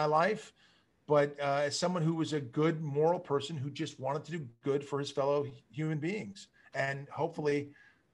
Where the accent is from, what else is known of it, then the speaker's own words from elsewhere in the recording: Malibu, California, United States; growing up in Malibu, it was it's a very small community.